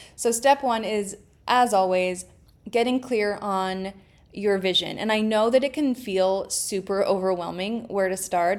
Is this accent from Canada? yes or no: yes; Canada; I'm Canadian